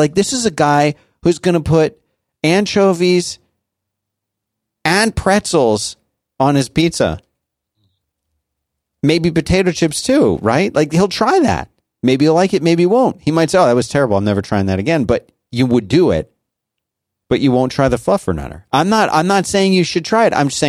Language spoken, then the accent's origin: English; Brazil; English is a second language; from Brazil.